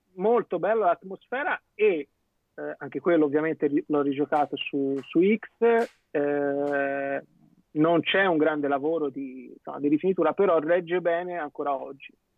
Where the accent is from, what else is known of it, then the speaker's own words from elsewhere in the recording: Tuscany, Italy; io essendo toscano